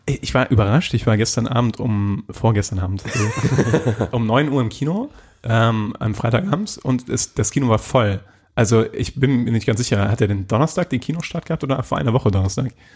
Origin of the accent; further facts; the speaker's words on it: Germany; als Deutscher oder in Deutschland